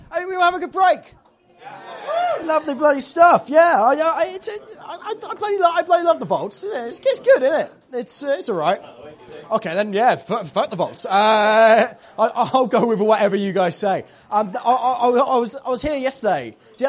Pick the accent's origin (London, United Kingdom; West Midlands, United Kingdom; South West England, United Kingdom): South West England, United Kingdom; Tiverton; I've moved home. I've moved home. I moved back home to my hometown in Devon, Tiverton.